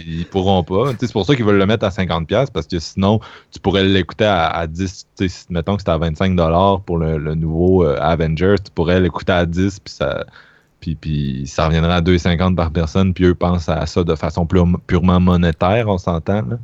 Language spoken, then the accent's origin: French; Quebec City, Quebec, Canada; je viens de Québec